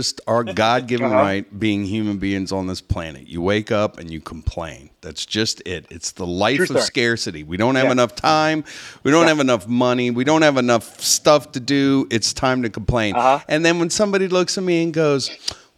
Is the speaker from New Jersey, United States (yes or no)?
yes; Westwood, New Jersey, United States; now in Florida, United States; I was born, if you could believe this, I was born in Westwood, New Jersey